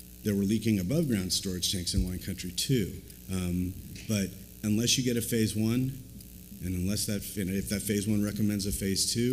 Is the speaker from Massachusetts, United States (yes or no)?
no; Southern California, United States; I grew up in Southern California